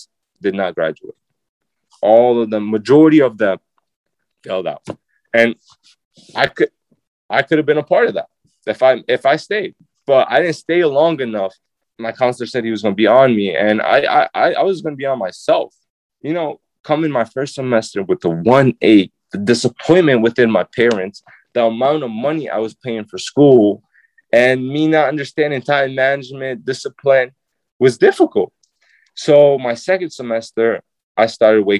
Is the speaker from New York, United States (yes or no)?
yes; Syracuse, New York, United States; I'm a kid from Nottingham